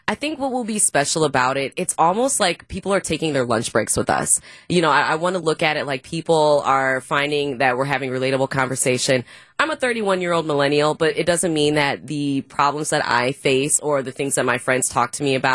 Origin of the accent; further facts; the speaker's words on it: Brown Deer, Wisconsin, United States; I'm from the Brown Deer area. So Brown Deer is where I graduated from high school. Went to UW Milwaukee, studied broadcast journalism. And funny enough, I actually stayed in Milwaukee